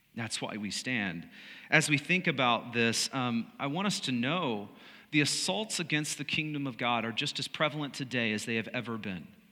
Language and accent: English; United States; as Americans, as American followers of Jesus.